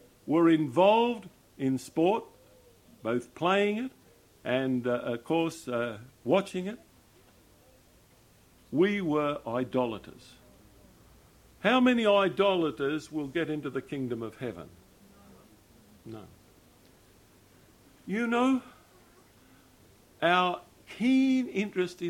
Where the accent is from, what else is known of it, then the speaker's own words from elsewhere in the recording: Australia; I'm an Australian